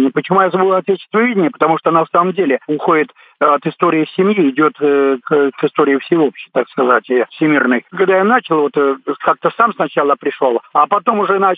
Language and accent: Russian; Novgorod Oblast, Russia; also born or lived in Krasnodar Krai; я родился, Э, в Краснодарском крае. Потом снова мы приехали в Новгородскую область.